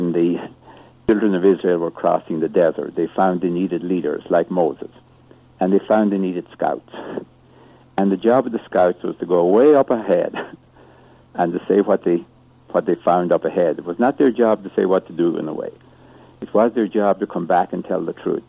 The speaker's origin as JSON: {"language": "English", "country": "Ireland", "tie": "born or raised there", "moved": "yes", "said": "I grew up in Ireland, as you can probably tell from my accent."}